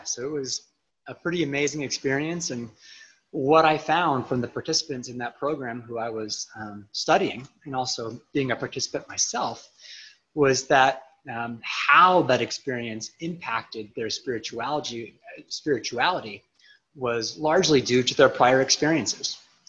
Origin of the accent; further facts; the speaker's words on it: Yerington, Nevada, United States; also born or lived in Redwood City, California; now in Jackson, United States; Home really feels like the desert of northern Nevada, this